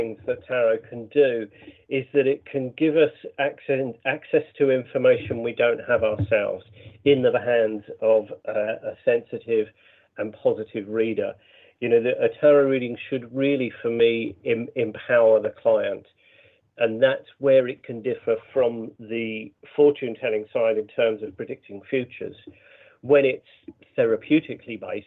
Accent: Brighton, South East England, United Kingdom; Brighton, which is, you know, my hometown

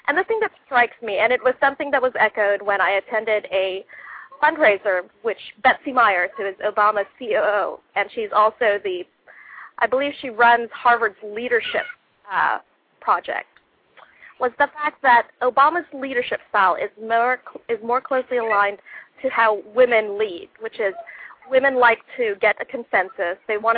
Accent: Philippines; now in United States; I was naturalized, I became a naturalized American citizen when I was 18 years old. I emigrated here with my folks from the Philippines

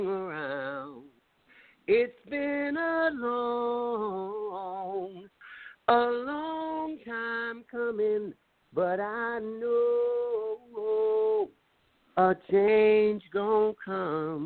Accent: Mississippi, United States; Growing up in Mississippi

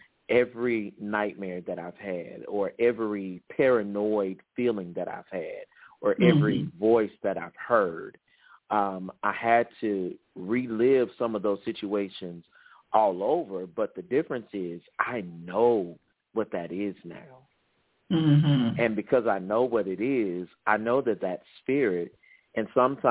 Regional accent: the South, United States; So growing up in the South, all Southern men were taught to be macho. And unfortunately, that was not my case.

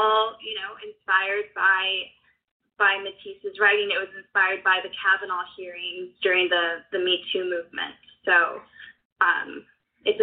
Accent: United States; as a young woman growing up in America today

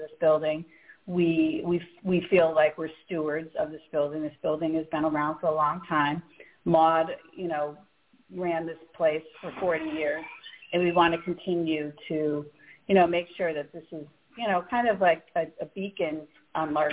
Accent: Saratoga Springs, New York, United States; also born or lived in Connecticut / Rochester, New York; now in Albany, United States; I was born in Albany. I wasn't raised here. I grew up in Saratoga and then Connecticut

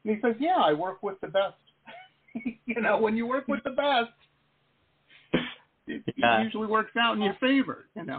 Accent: Detroit, Michigan, United States; Where I grew up in Detroit, that's how the techno scene started.

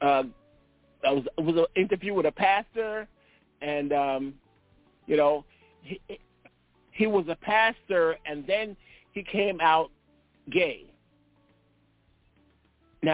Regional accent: New York, United States; moved away; I'm from New York

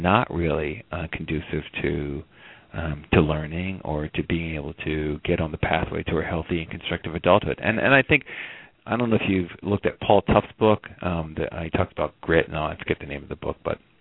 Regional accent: outside of Camden, New Jersey, United States; I grew up outside of Camden, in a kind of affluent suburb, a few miles away

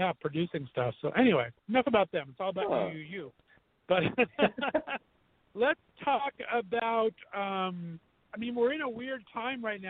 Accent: West Covina, California, United States; now in Ohio, United States; And I grew up in West Covina, California, about 45 minutes from West Hollywood.

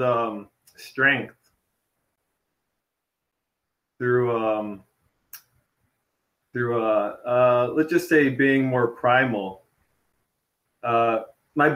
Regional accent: Toronto, Ontario, Canada; I'm from Toronto originally, and I'm there currently

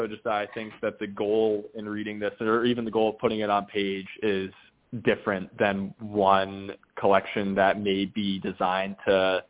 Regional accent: New Hampshire, United States; also born or lived in Connecticut; now in New York, United States; myself growing up in New Hampshire in that area

